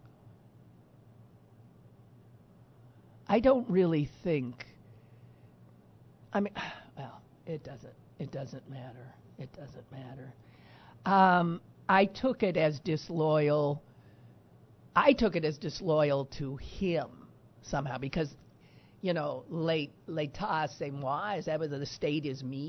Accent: United States; I'm an American

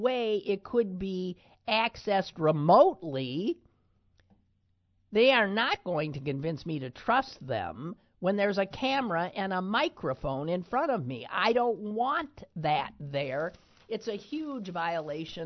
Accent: Green Bay, Wisconsin, United States; my hometown, Green Bay, Wisconsin

